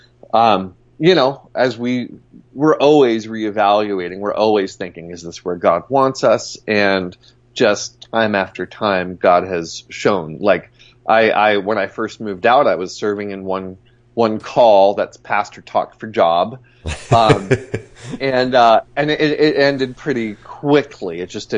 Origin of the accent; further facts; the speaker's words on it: Long Island, New York, United States; also born or lived in Southern California / Nashville / St. Louis; now in Denver, United States; Long Island, New York.